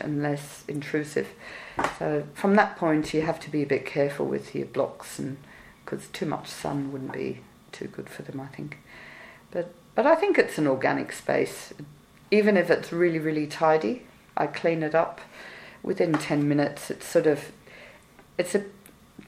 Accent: Australia; moved away; I'm Australian

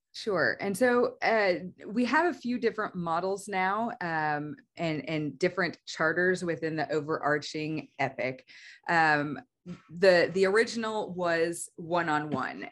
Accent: Oklahoma, United States; also born or lived in Missouri; I'm mostly from Oklahoma. We moved here whenever I was in the fourth grade and, uh, have stayed. So, I mean, I would say I'm definitely an Oklahoma kid

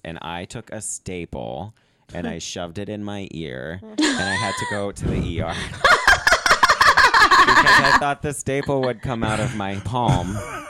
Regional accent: Cincinnati, Ohio, United States; I'm from the Midwest.

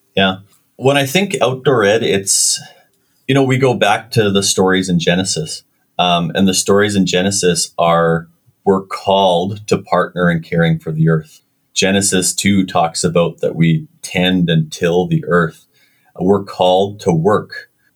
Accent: Winnipeg, Manitoba, Canada; I was born in Winnipeg

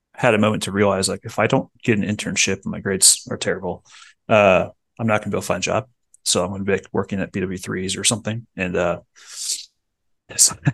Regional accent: Medway, Ohio, United States; I was born in Medway, Ohio, which is Dayton area

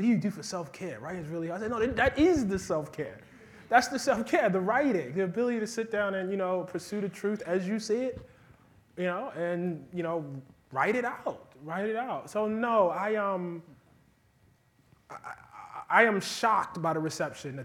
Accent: United States; I'm an American.

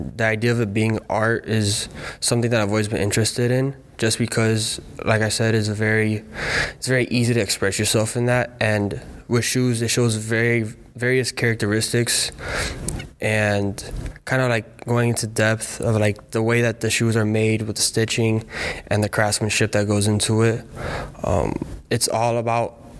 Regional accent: Miami, Florida, United States; moved away as an adult; Growing up, it's kind of been like a culture down in Miami

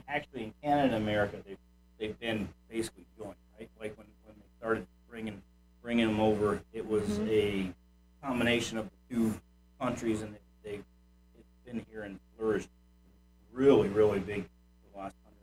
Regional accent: Indiana, United States; now in Ocala, United States; I'm originally from Indiana.

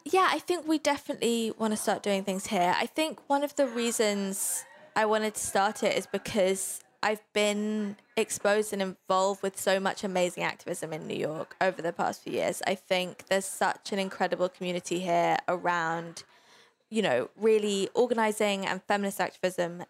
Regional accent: London, United Kingdom; I grew up in London

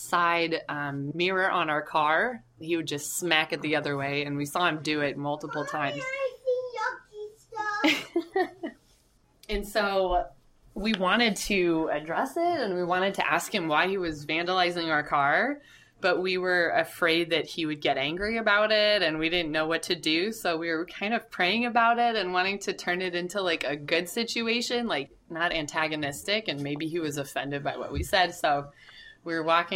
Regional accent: Southern California, United States; also born or lived in Annandale, Virginia; now in Washington, D.C., United States; We're originally from Southern California, and we lived in Annandale for 4 years in a basement apartment before moving to Anacostia

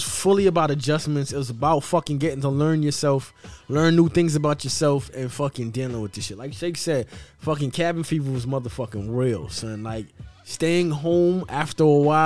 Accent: New York City, New York, United States; I'm from Brooklyn

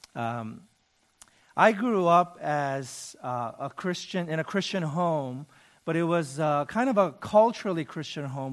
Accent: United States; I'm Korean American.

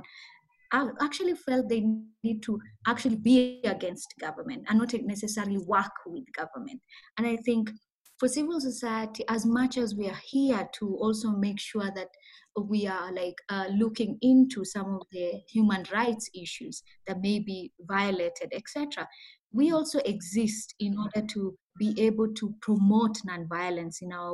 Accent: Kisumu, Kisumu County, Kenya; So I grew up in Kenya, in a town called the Kisumu.

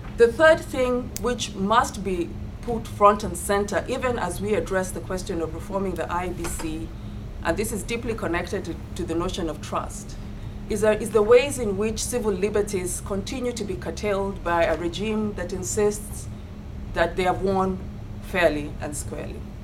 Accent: Kenya; as a Kenyan and as a voter

